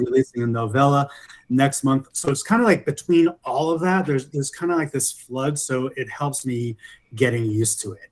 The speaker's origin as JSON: {"language": "English", "region": "New York", "country": "United States", "also_born_or_lived": "Los Angeles, United States", "moved": "as an adult", "lives_now": "Denver, United States", "said": "I'm originally from New York but I moved to Denver about three years ago by way of LA, where I lived for about 20 years."}